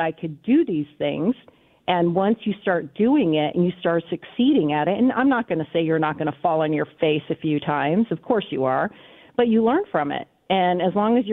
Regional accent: United States; I was born in the States

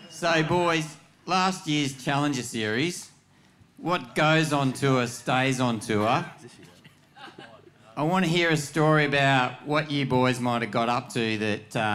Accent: Stanwell Park, New South Wales, Australia; We're from the Stanwell Park originally um, to Cronulla area.

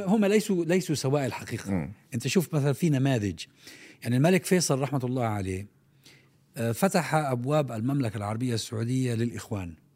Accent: Palestine; عندنا في فلسطين

